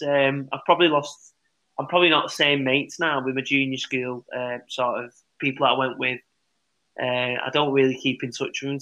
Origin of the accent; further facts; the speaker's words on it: St Helens, North West England, United Kingdom; I'm from Laffock in St. Anne's